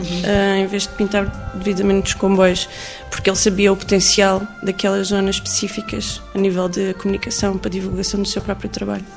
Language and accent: Portuguese; Algarve, Portugal; eu cresci no Algarve